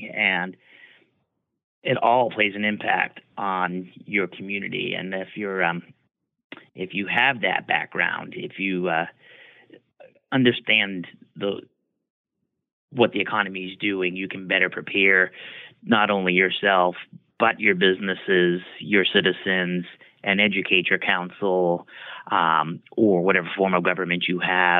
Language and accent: English; West Warwick, Rhode Island, United States; moved away as an adult; also born or lived in Providence, Rhode Island / Waterville, Maine / Fairfield, Maine / Belfast, Maine; now in Bucksport, United States; I was born in Providence, Rhode Island. I graduated high school from West Warwick High School back in 1994.